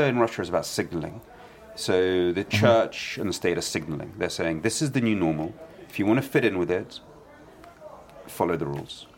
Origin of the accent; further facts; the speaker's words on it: London, United Kingdom; also born or lived in Kyiv, Ukraine; I grew up in London with no knowledge of where I'd been born.